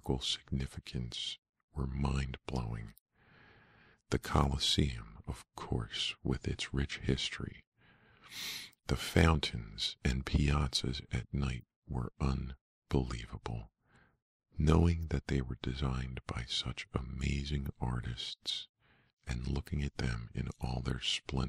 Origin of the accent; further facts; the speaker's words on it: United States; growing up in the United States, you're used to the 1700s and maybe the 1600s being historical